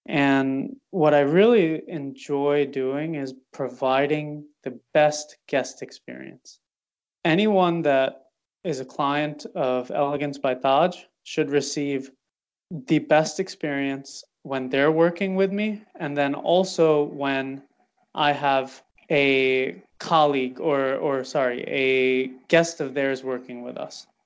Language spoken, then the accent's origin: English; Charlotte, North Carolina, United States; I haven't met one person that was born and raised in Charlotte, and I'm meeting a lot of people right now.